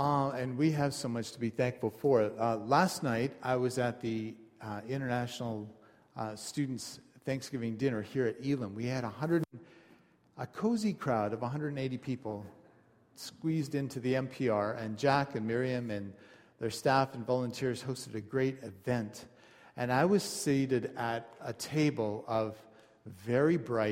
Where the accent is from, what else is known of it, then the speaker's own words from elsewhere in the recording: Canada; I'm a Canadian